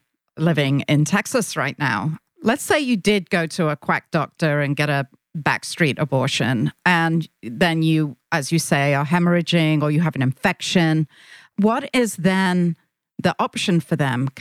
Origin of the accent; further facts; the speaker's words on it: England, United Kingdom; Me being British